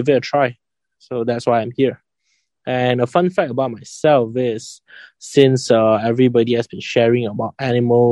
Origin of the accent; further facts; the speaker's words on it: Kuala Lumpur, Malaysia; I come from KL and I study in a Chinese private school for high school